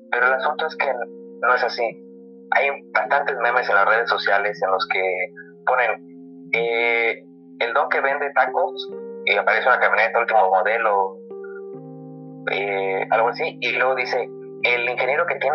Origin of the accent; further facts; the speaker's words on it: Guanajuato, Mexico; Orgullo Guanajuatense, donde soy yo